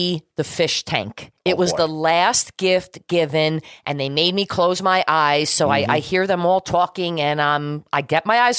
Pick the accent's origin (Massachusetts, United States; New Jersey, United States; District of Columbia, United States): New Jersey, United States; Growing up on East Coast, there are similarities. But then you being from Buffalo and me, New Jersey